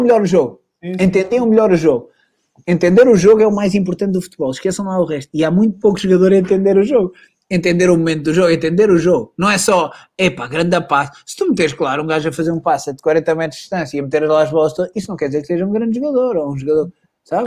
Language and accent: Portuguese; Portugal; moved away as an adult; also born or lived in Madrid; sou português